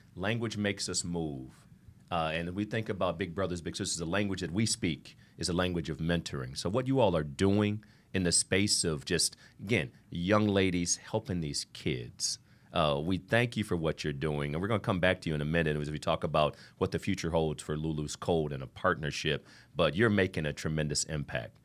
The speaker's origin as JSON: {"language": "English", "region": "Ohio", "country": "United States", "moved": "yes", "lives_now": "Miami, United States", "said": "I'm from Ohio"}